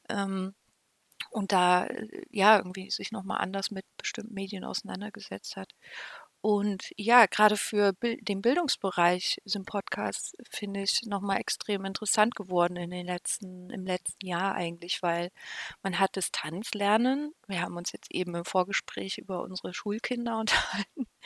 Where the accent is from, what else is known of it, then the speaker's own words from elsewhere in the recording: Weimar, Thuringia, Germany; Ich bin eigentlich in Weimar aufgewachsen